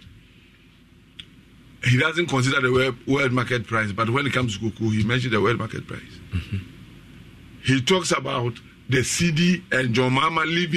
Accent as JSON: {"language": "English", "country": "Ghana", "said": "I'm a Ghanaian"}